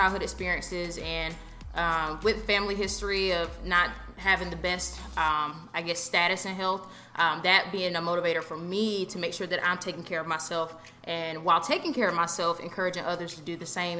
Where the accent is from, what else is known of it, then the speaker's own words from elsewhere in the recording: Raleigh, North Carolina, United States; moved away as an adult; also born or lived in Greensboro, North Carolina; now in Charlotte, United States; born and raised in Raleigh, so 919